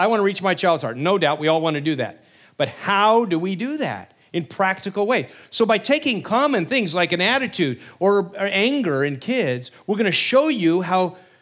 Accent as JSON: {"language": "English", "region": "New Jersey", "country": "United States", "said": "We're from New Jersey, so we're quite a ways away."}